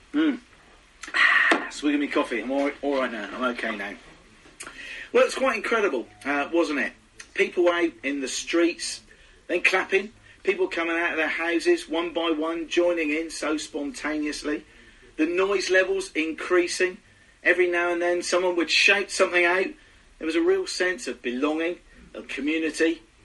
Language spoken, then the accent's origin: English; United Kingdom; Being very British